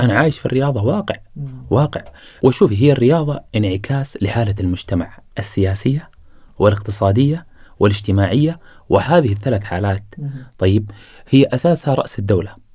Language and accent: Arabic; Qatar; أنا الآن ولدت في قطر وعايش